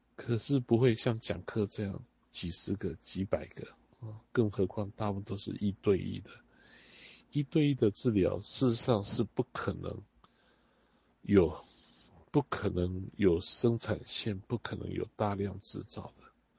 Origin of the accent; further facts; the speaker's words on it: Taiwan; 我们在海岛长大的人